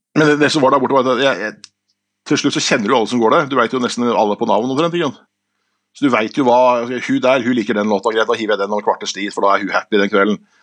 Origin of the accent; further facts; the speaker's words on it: Skien, Vestfold og Telemark, Norway; moved away; also born or lived in Stavanger; jeg er fra Skien, men jeg bodde i Stavanger.